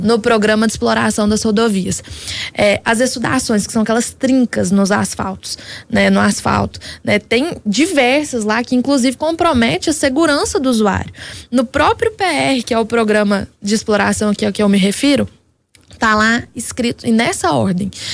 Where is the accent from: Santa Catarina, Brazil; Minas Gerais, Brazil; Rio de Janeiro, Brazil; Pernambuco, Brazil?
Minas Gerais, Brazil; Patrocínio; O município de Patrocínio, de onde eu venho